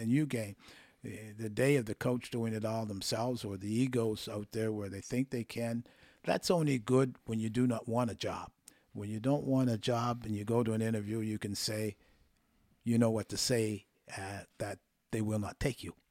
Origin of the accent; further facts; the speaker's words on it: Windsor, Nova Scotia, Canada; moved away; also born or lived in Toronto; I grew up there playing hockey with my friends and acquaintances